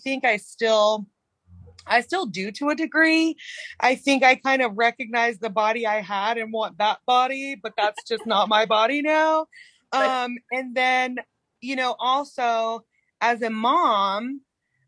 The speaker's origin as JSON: {"language": "English", "region": "North Carolina", "country": "United States", "moved": "yes", "lives_now": "Oregon, United States", "said": "I'm from North Carolina"}